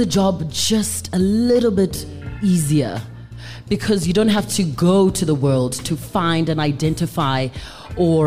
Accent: Johannesburg, Gauteng, South Africa; also born or lived in Mafikeng, North West, South Africa / Leondale; I'm Joburg girl because I grew up here, but I was born in Mafeking

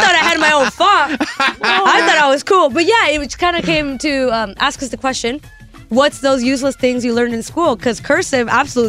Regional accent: California, United States; I grew up in California

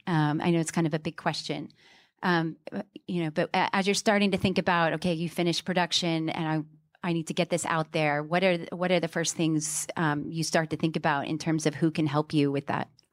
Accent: Houston, Texas, United States; now in London, United Kingdom; I'm from Houston, but I've lived in London a long time

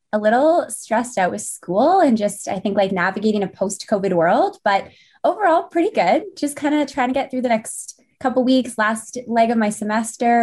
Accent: St. Albert, Alberta, Canada; also born or lived in Winnipeg, Manitoba; came back to Saint Albert, and I've called this place home for, since I was ten years old, and I'm almost twenty-seven now. So, definitely grew up here.

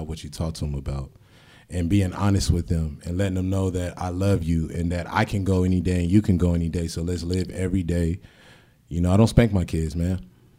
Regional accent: San Diego, California, United States; also born or lived in Portsmouth, Virginia / Norfolk, Virginia; I'm originally from Portsmouth, Virginia. My mom was in the military for 20 years. I was raised in Norfolk until I was 7. She got stationed out here. And San Diego changed my life.

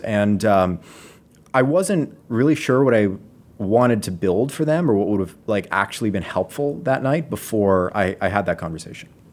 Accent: Las Vegas, Nevada, United States; moved away as an adult; now in Seattle, United States; I grew up in Las Vegas

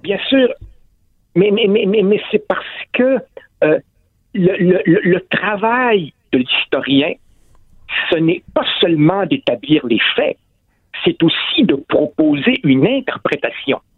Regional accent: Quebec, Canada; chez nous, au Québec, au Canada, en Amérique du Nord

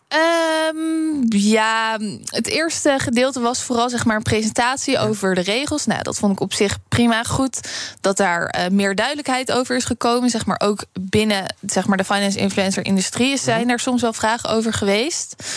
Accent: Netherlands; wij als Nederlanders

